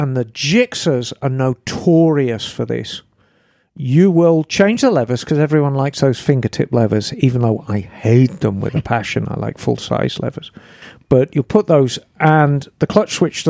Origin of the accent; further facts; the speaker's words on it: England, United Kingdom; moved away as an adult; also born or lived in California; growing up in England